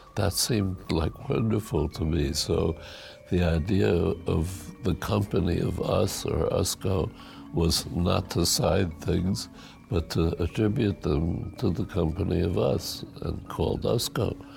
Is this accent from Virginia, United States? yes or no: no; New York, United States; moved away; also born or lived in Saar Basin / San Francisco Bay Area; We were refugees from Hitler, and we arrived April Fool's Day in 1936 in New York. We started out living with relatives in the Bronx and eventually moved to Washington Heights